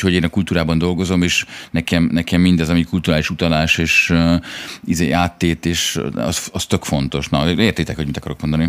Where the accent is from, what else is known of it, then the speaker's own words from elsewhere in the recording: Budapest, Hungary; now in France; egy heteroszexuális fehér férfi vagyok eh, Budáról